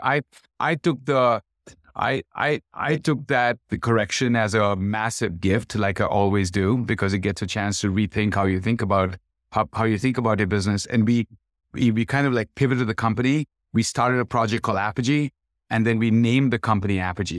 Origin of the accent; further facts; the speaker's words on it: Kolkata, West Bengal, India; moved away; born and brought up in Calcutta